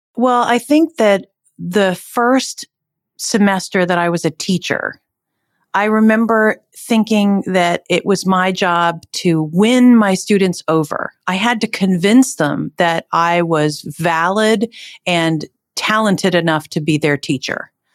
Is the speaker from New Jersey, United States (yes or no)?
yes; Northern New Jersey, United States; I was born and raised in New Jersey